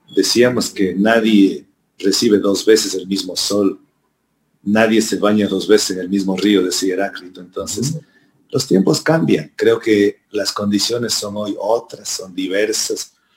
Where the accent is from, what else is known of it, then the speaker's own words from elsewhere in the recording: Ecuador; yo nací en Huasipungo. Nací en una hacienda.